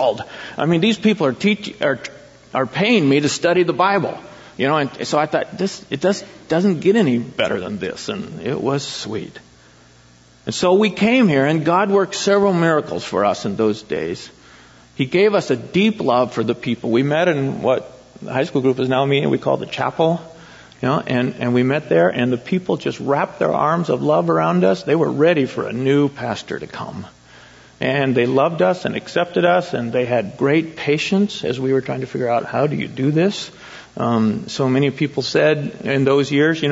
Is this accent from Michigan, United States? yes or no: no; Eugene, Oregon, United States; moved away as an adult; also born or lived in Springfield, Oregon / San Jose, California; I in Eugene and Springfield